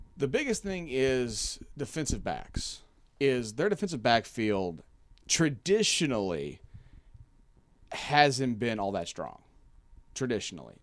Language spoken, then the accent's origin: English; Kentucky, United States; now in Hawaii, United States; I am from Kentucky